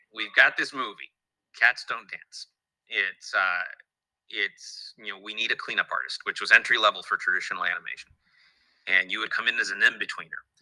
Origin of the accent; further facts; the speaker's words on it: Los Angeles, California, United States; I was born and raised in Los Angeles